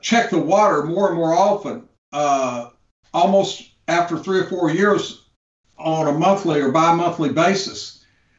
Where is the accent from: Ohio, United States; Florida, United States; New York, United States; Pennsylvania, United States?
Florida, United States; Gainesville; my hometown in Gainesville